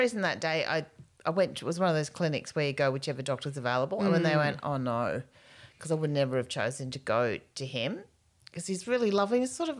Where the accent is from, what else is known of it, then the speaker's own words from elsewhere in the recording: Queensland, Australia; I grew up in Queensland.